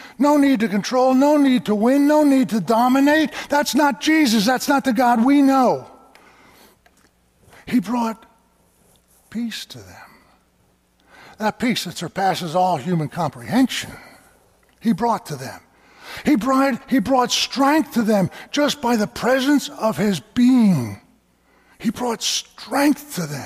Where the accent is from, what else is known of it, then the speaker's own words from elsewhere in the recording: Lebanon County, Pennsylvania, United States; I'm from Lebanon County